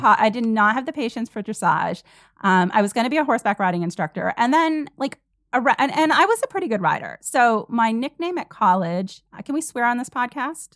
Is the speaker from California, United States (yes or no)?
no; Vermont, United States; I grew up in Vermont in this super small town, population like five hundred.